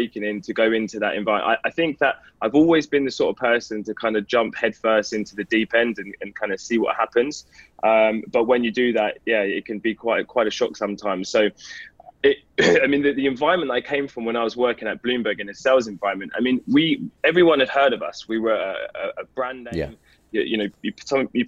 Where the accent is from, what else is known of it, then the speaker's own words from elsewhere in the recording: London, United Kingdom; also born or lived in north of England; So you can probably tell a little bit by my accent that I'm from the UK. So I was born and raised in London in a place called Enfield